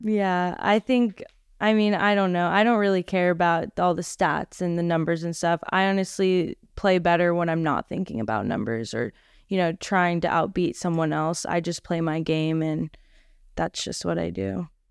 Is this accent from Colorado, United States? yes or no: no; Orlando, Florida, United States; moved away as an adult; now in Boca Raton, United States; I'm from Orlando